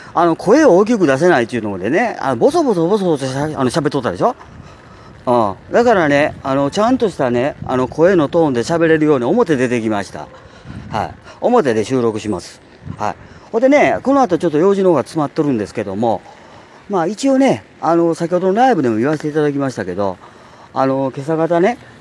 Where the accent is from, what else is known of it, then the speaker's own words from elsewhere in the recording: Japan; 我々ね純粋な日本人